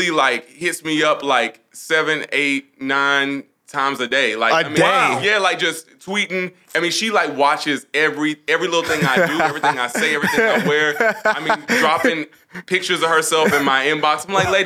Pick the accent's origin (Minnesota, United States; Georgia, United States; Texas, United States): Georgia, United States; Atlanta; I have two brothers, you know, born and raised in Atlanta.